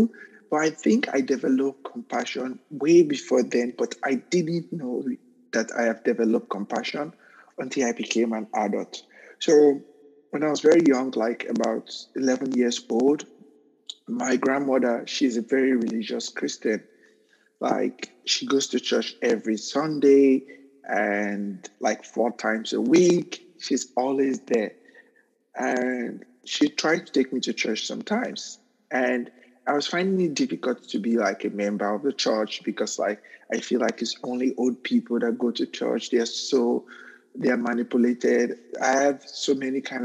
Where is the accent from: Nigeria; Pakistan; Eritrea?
Nigeria; moved away as an adult; also born or lived in Newark, United States; now in United States; I was a victim of mob violence twice in my home country because of my sexual orientation